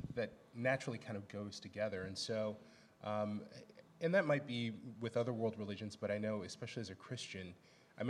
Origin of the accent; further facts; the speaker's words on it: Edwardsville, Illinois, United States; I grew up downstate in Edwardsville, which is right outside of St. Louis